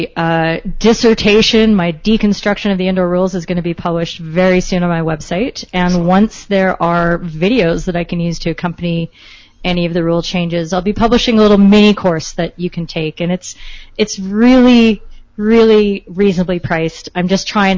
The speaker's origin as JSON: {"language": "English", "country": "Canada"}